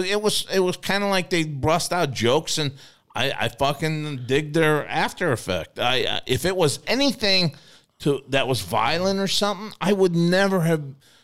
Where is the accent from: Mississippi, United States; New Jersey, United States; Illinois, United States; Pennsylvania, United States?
Illinois, United States; Lincoln Place; I was at Lincoln Place. That's where I grew up in on the Illinois side.